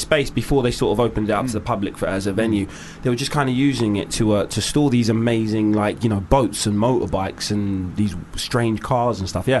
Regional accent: London, United Kingdom; I was born in Homerton Hospital. I lived in Stoke Newington until I was 12. I now live by Shoreditch Park.

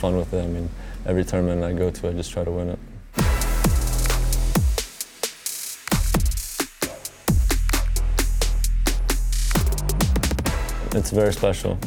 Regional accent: Bradenton, Florida, United States; I was born in Brainton. I grew up also in Brainton

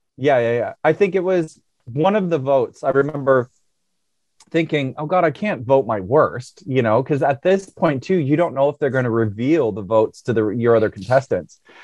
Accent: United States; as an American

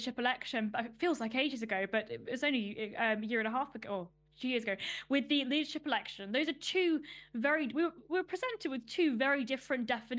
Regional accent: London, United Kingdom; I grew up in Northwest London in Ruislip

